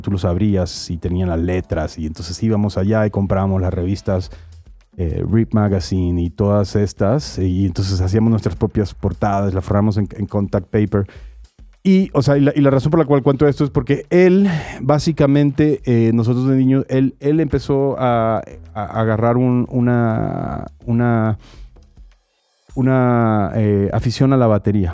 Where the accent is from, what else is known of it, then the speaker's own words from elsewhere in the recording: Barranquilla, Atlántico, Colombia; moved away; soy de Barranquilla, Colombia